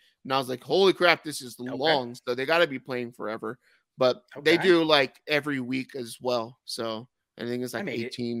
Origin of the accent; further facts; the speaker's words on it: California, United States; I'm from California too.